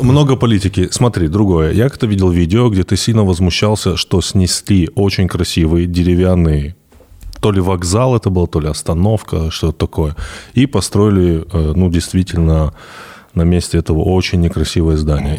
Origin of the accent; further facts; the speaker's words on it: Vladikavkaz, North Ossetia–Alania, Russia; я вырос в Владикавказе